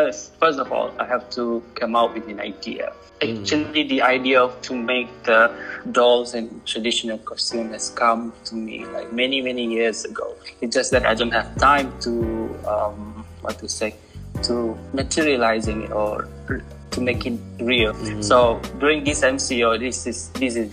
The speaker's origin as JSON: {"language": "English", "region": "Sarawak", "country": "Malaysia", "moved": "yes", "lives_now": "Kuala Lumpur, Malaysia", "said": "from Cebu, Sarawak"}